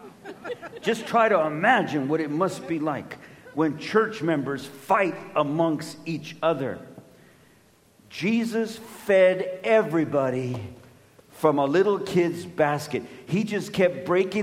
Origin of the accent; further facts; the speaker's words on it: Los Angeles, California, United States; I'm of Mexican descent, and when I was born and raised in Los Angeles